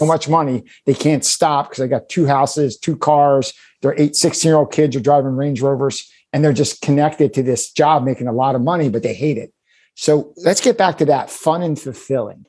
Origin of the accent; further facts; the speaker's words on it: Philadelphia, Pennsylvania, United States; I grew up in Philadelphia. I've been here my whole life.